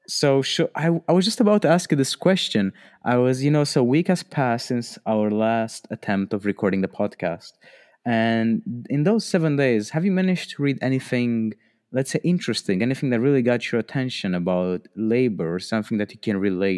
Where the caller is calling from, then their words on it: Romania; It's 10 p.m. currently in Romania, recording from a bedroom